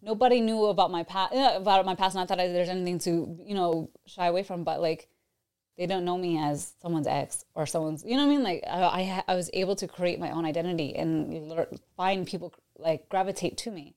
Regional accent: New York, United States; now in Tampa, United States; I'm from New York, but I have, have lived in Tampa for the past twenty years

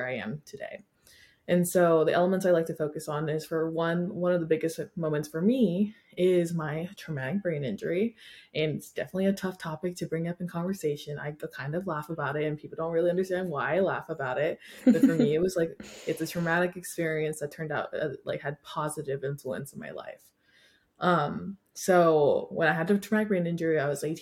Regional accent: Washington, United States; moved away as an adult; now in California, United States; I grew up in Washington

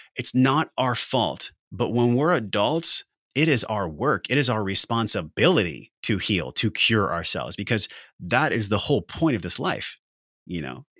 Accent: La Mesa, California, United States; I came from La Mesa, California, which is flatbed hats, pickup trucks, and geriatrics

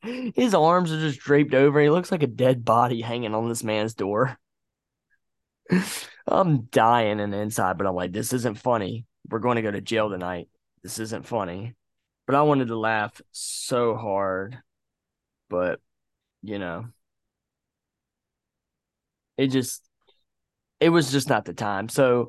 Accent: Virginia, United States; I'm not from around here. I'm actually from Virginia.

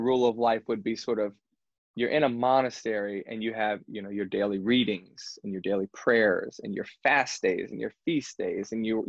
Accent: United States; we're American

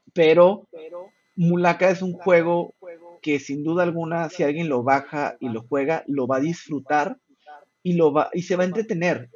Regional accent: Chihuahua, Mexico; soy de Chihuahua

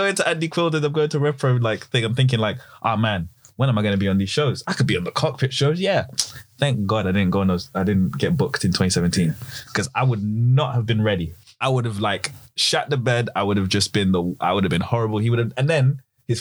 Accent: London, United Kingdom; I grew up in Old Street.

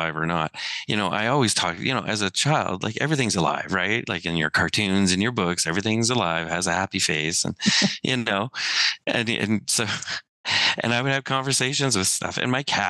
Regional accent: Siksika, Alberta, Canada; I'm from Siksika

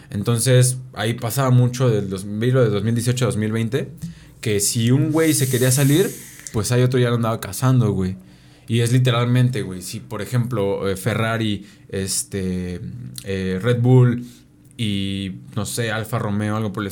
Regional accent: Cuautla, Morelos, Mexico; Aquí famoso en Cuautla, güey. famoso en mi pueblo.

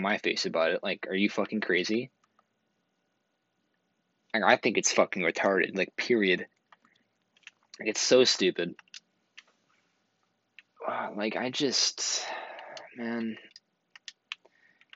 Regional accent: Canada; I'm from Canada

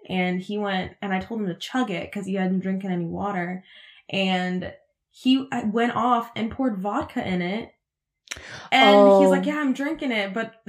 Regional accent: United States; first language Russian; English is a second language; I was born and raised in Washington, but my first language was technically Russian.

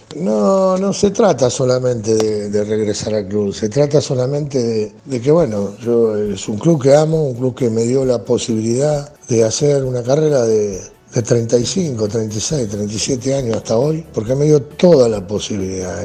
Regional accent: Argentina; como argentino

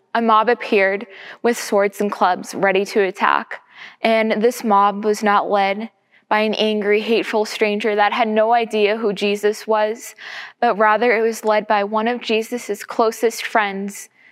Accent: Everett, United States; I grew up in Everett and attended Calvary Christian Church in Linfield

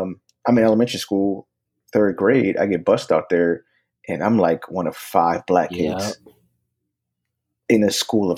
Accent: Philadelphia, Pennsylvania, United States; I'm a North Philly dude. Like, I was raised on 7th Susquehanna

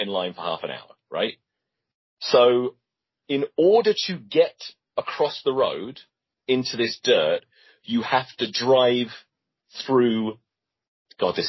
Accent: England, United Kingdom; moved away; being English.

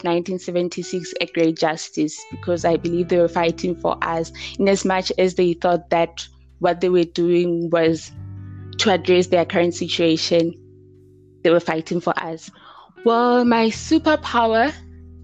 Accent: Thaba Nchu, Free State, South Africa; I'm from the Free State in Tabanchu

